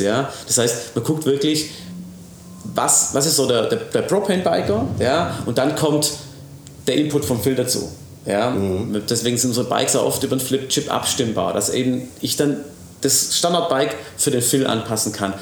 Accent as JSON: {"language": "German", "town": "Ravensburg", "region": "Baden-Württemberg", "country": "Germany", "tie": "born or raised there", "said": "ich bin natürlich in Ravensburg aufgewachsen"}